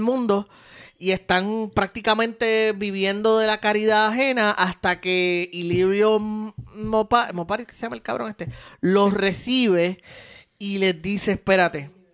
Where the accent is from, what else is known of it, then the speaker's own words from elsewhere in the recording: Puerto Rico; Estos somos boricuas